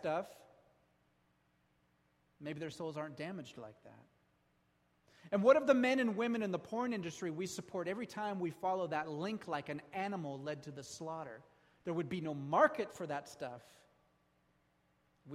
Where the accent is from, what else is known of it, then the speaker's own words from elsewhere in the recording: United States; We're American.